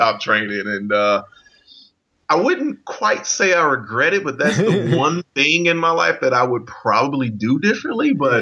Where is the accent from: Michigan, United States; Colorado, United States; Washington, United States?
Michigan, United States; Flint; moved away; also born or lived in Milwaukee; I'm originally from Michigan, Flint, Michigan.